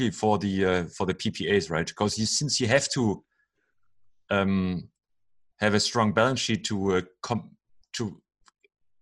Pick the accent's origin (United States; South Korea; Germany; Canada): Germany; I'm from Germany